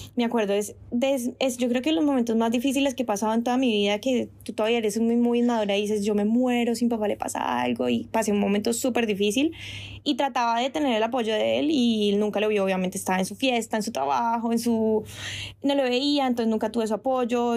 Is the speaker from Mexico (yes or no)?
no; Colombia; moved away as an adult; also born or lived in France; now in Spain; yo me devolvía para Colombia a ver a mi familia